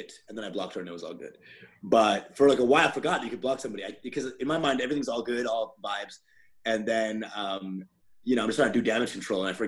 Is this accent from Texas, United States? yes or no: yes; Dallas, Texas, United States; moved away; Dallas, Texas.